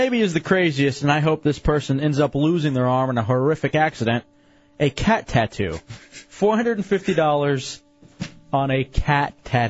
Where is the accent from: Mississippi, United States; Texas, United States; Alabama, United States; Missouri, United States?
Texas, United States; Dallas; We being the Mavericks because I'm from Dallas, Texas.